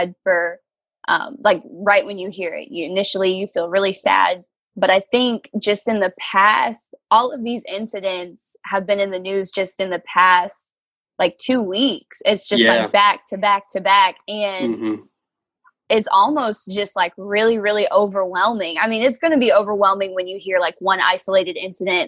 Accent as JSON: {"language": "English", "town": "Lawton", "region": "Oklahoma", "country": "United States", "tie": "born or raised there", "said": "I am from Lawton, Oklahoma, lived here pretty much my entire life"}